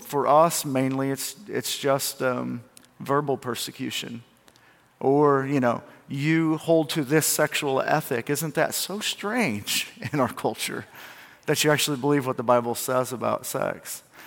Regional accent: United States; I'm from Milamont. It's not even a town. We don't even have population

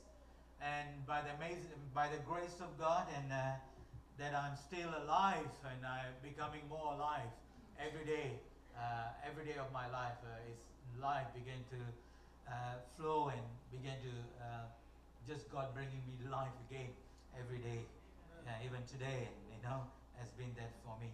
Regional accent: Malaysia; first language Tamil; English is a second language; moved away; I was born in Malaysia. My parents are Malaysian. They born there

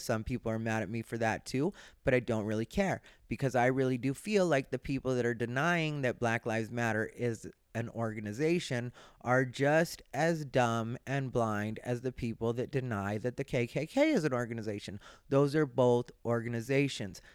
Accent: Arizona, United States; now in Los Angeles, United States; I grew up in Arizona. I didn't even know a lot of Jewish people until I ended up in LA.

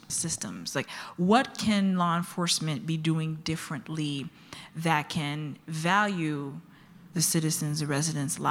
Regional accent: New York, United States; now in Chicago, United States; I live in Chicago, even though I'm from New York, from Brooklyn, Republic of Brooklyn

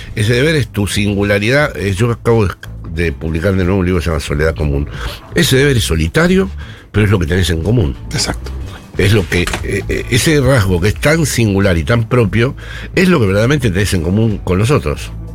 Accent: Buenos Aires, Argentina; moved away as an adult; now in Spain; soy un porteño que vive allí

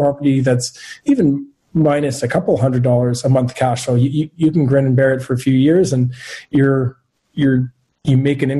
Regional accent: Montreal, Quebec, Canada; also born or lived in Ottawa; I'm born and raised in Montreal.

